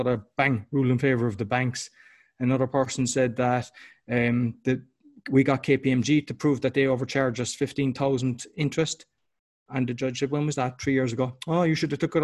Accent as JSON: {"language": "English", "country": "Ireland", "moved": "yes", "said": "I'm Irish"}